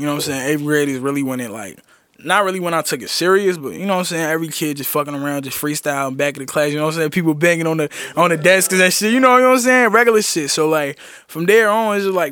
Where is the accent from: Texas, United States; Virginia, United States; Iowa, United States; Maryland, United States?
Virginia, United States; Roanoke; being from a small city called Roanoke, you know what I'm saying? Like, I tell people I'm from Roanoke, Virginia